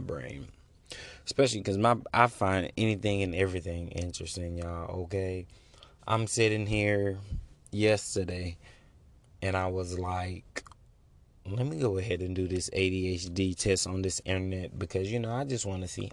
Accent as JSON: {"language": "English", "country": "United States"}